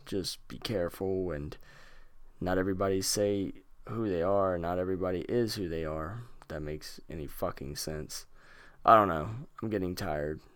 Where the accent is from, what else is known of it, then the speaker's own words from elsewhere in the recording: North Carolina, United States; Lexington, North Carolina. Ooh, my home state